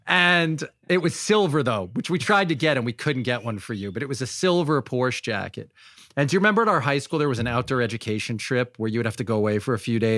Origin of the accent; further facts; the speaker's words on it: New York, United States; I thought we're all from Long Island.